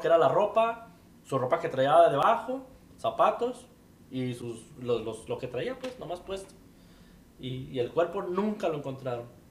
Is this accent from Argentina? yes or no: no; Guadalajara, Jalisco, Mexico; yo soy de Guadalajara, Jalisco